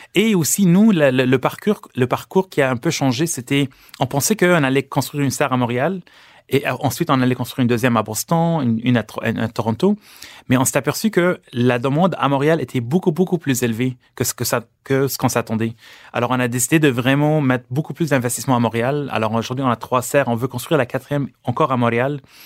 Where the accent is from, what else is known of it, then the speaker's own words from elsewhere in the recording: Lebanon; now in Canada; je suis libanais d'origine et au Liban, j'ai vécu dans le monde de l'agriculture.